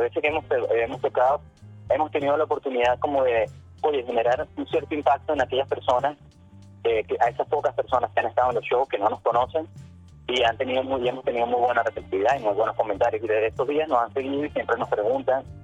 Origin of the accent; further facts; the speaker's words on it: Venezuela; moved away; somos una banda venezolana